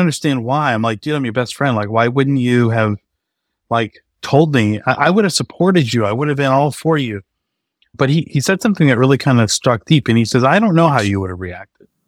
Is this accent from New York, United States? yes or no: no; north of Boston, New England, Massachusetts, United States; also born or lived in Maine; now in Austin, United States; I grew up in New England, um, just north of Boston, uh, about forty minutes north of the city